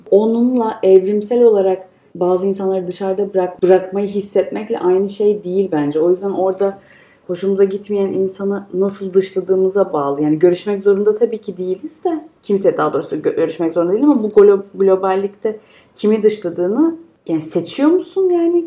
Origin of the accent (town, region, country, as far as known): Turkey